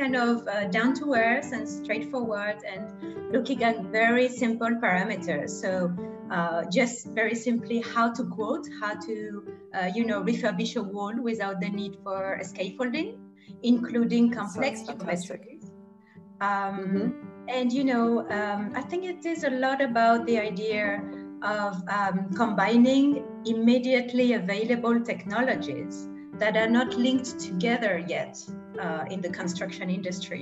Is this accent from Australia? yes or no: no; Grenoble, Auvergne-Rhône-Alpes, France; moved away; I'm from Grenoble in France originally